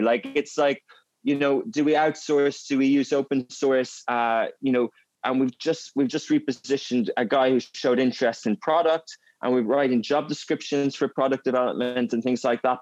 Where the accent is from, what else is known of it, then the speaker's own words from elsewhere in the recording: Ireland; moved away as an adult; also born or lived in Germany / England; now in Dubai, United Arab Emirates; I grew up in a Gaelic speaking area in Ireland